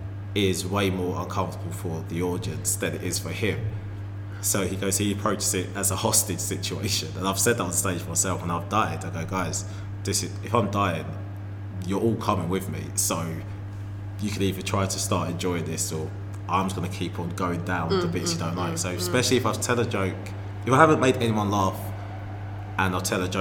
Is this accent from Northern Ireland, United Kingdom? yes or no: no; Harlow, East of England, United Kingdom; also born or lived in Birmingham; parents are Jamaican, okay, but I grew up in Essex.